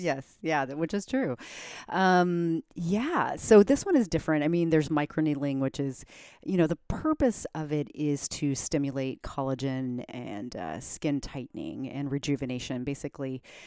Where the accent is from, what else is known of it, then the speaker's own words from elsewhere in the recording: Germany; moved away; I grew up in Germany.